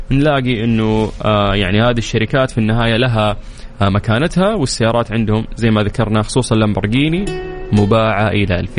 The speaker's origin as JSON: {"language": "Arabic", "country": "Saudi Arabia"}